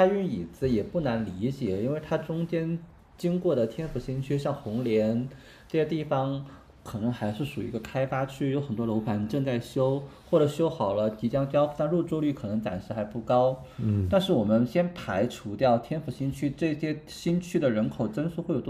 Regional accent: a small county town in central Sichuan, China; 我老家是在四川中部的一个小县城

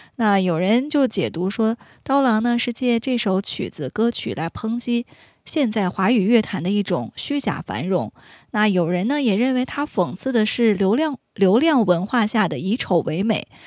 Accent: Inner Mongolia, China; 我的家乡内蒙古

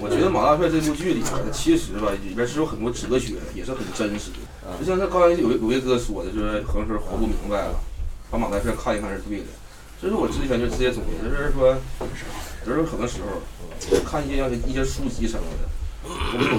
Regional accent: Dandong, Liaoning, China; 我家是丹东的，就是丹东的一个叫液化气公司。

